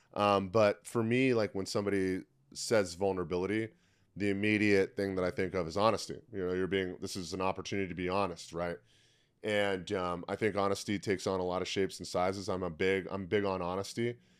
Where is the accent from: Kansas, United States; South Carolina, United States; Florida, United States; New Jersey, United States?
Florida, United States; Tampa; I opened up a CrossFit gym in my hometown of Tampa, Florida